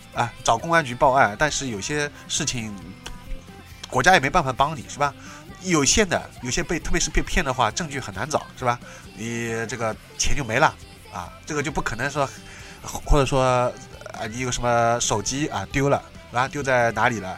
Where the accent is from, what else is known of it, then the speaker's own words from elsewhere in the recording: Shanghai, China; 因为我是上海人，所以说诗， 诗不分的